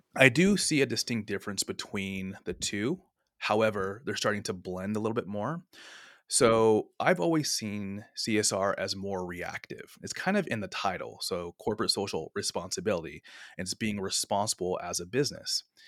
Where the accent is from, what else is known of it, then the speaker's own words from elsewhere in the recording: San Francisco Bay Area, California, United States; also born or lived in Sonoma State University; born and raised in the San Francisco Bay Area